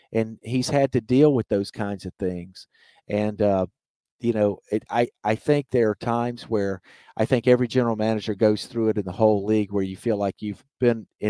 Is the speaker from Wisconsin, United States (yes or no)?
no; Mobile, Alabama, United States; the streets of Mobile in my hometown